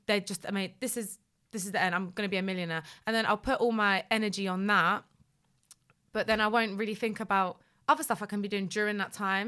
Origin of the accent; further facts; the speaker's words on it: London, United Kingdom; also born or lived in Poland / Leicester; I'm from North London